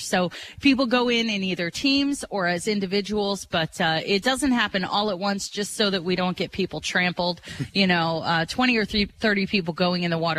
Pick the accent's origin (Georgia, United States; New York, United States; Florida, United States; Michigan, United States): Florida, United States; now in Springfield, United States; I grew up in Florida